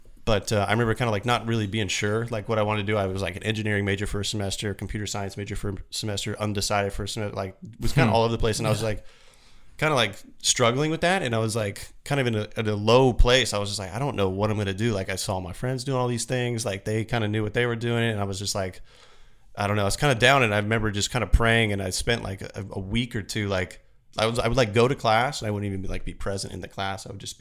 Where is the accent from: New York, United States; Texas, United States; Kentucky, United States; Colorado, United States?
Kentucky, United States; Florence; now in Phoenix, United States; I grew up in Kentucky, Florence, Kentucky, just south of Cincinnati. Okay. So I'm a Southern boy at heart.